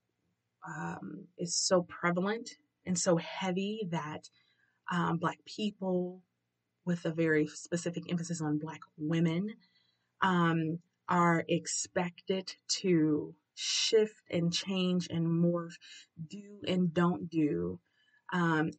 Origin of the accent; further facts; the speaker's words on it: Detroit, Michigan, United States; I grew up, was born and raised in Detroit, Central Detroit, literally around the corner from Central High School